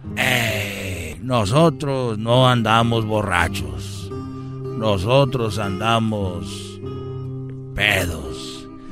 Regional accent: Mexico; así somos los mexicanos

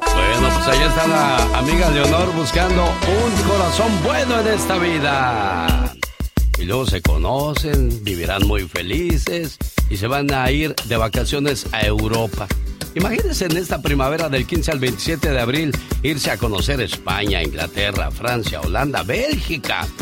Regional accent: Guerrero, Mexico; yo soy de Guerrero y no soy machista

